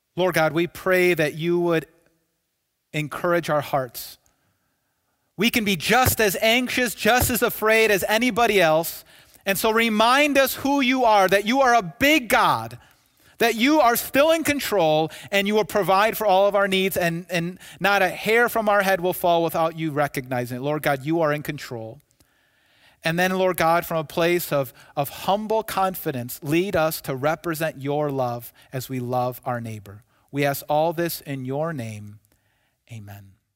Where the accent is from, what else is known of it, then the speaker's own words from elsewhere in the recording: United States; I'm an American citizen